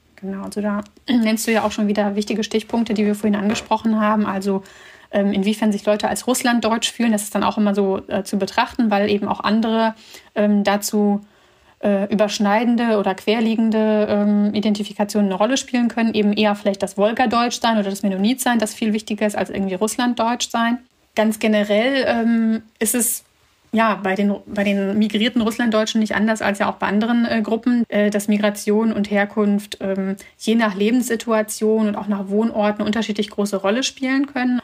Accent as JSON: {"language": "German", "country": "Germany", "tie": "born or raised there", "also_born_or_lived": "Bishkek, Kyrgyzstan", "said": "aufgewachsen bin ich in Deutschland eher in einer ländlichen Region"}